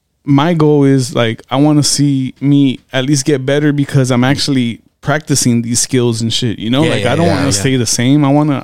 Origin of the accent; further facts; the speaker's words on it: California, United States; I am from Cali, though.